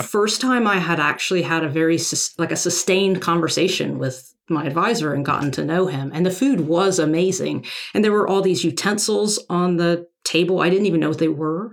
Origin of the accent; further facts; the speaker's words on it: Arkansas, United States; moved away as an adult; I grew up in Arkansas